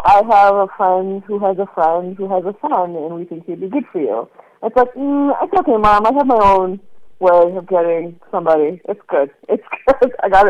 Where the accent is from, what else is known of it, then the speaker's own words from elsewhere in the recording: Connecticut, United States; moved away as an adult; now in Chicago, United States; I grew up in Connecticut, but I relocated to Chicago some like 17, 18 years ago. So pretty much grew up in both areas.